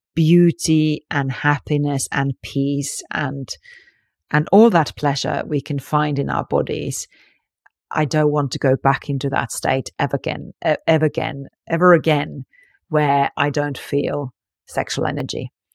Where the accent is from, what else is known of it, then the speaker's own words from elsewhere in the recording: Finland; I grew up in Finland, which is very liberals, actually